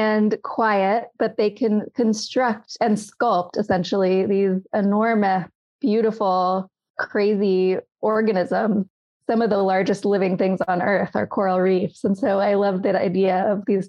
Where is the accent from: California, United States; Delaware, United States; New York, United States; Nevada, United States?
California, United States; San Francisco; I grew up in San Francisco